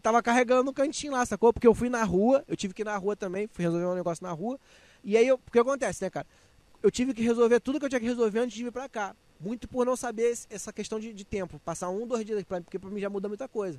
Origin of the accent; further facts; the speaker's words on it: Nilópolis, Rio de Janeiro, Brazil; moved away as an adult; now in Rio de Janeiro, Brazil; eu sou carioca, eu nasci no Rio, só que fui criado na Baixada. Então, assim, eu sou lá de Nilópolis, vivi a infância, a infância, a juventude toda